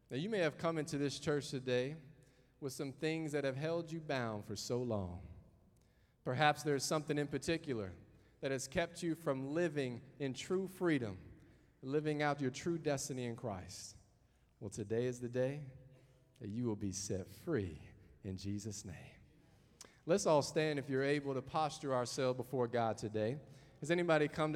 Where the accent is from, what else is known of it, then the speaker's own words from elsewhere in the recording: the South, Southern United States, United States; accent: southern; moved away as an adult; also born or lived in Henrico County, Virginia / Hanover County, Virginia; now in Canada; hopefully I haven't lost my southern accent